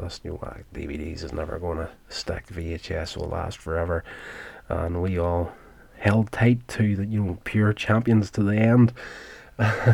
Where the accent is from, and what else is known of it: Northern Ireland, United Kingdom; born or raised there